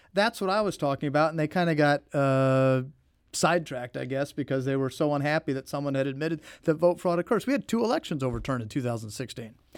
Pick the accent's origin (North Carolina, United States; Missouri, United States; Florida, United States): Missouri, United States; Jefferson City; also born or lived in St. Louis; Born and raised in Jefferson City, lived my entire life really in Missouri